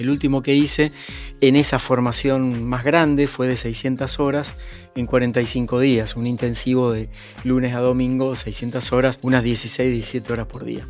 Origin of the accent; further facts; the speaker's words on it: Argentina; en mi país Argentina